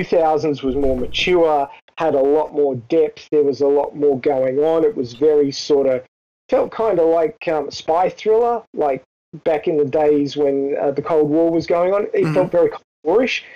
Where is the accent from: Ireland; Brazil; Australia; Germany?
Australia; being an Australian